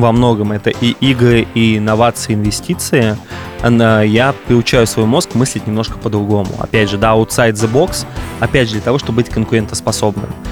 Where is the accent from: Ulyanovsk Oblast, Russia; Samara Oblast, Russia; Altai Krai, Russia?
Ulyanovsk Oblast, Russia; Ulyanovsk; moved away; also born or lived in Moscow / Los Angeles; я из Ульяновска, и Ульяновск для меня все еще такая альма-матер